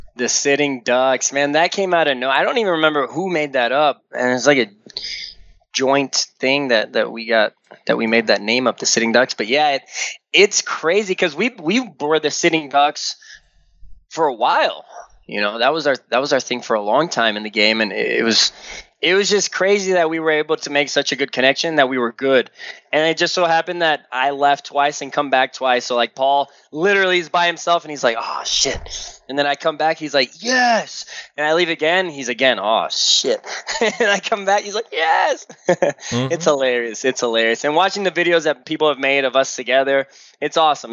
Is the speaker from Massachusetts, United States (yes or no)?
no; Slidell, Louisiana, United States; here in Slidell. It's my hometown.